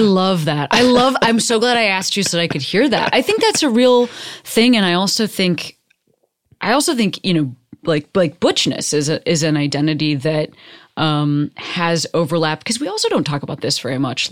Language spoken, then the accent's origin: English; United States; fifth generation Amer-, like, I'm just American